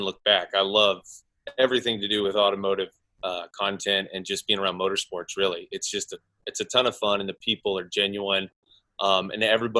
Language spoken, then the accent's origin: English; Oklahoma, United States; moved away as an adult; now in Los Angeles, United States; I'm from Oklahoma originally, but I came out to Los Angeles to be in the film business